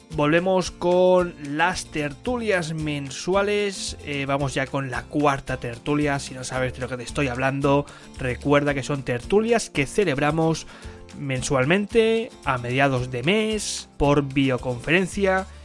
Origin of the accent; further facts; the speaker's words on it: Barcelona, Catalonia, Spain; soy de Barcelona